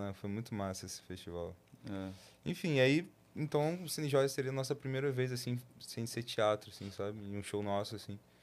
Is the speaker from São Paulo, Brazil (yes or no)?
no; Nova Iguaçu, Rio de Janeiro, Brazil; a gente nasceu em Nova Iguaçu